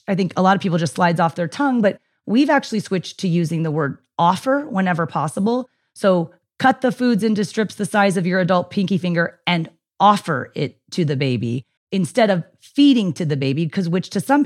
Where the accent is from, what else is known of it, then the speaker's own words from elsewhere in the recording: United States; I'm American